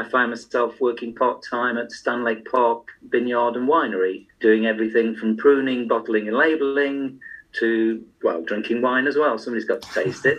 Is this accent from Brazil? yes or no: no; Stoke-on-Trent, West Midlands, United Kingdom; moved away as an adult; I was born in Stoke-on-Trent. So I spent 26 years living up there in the north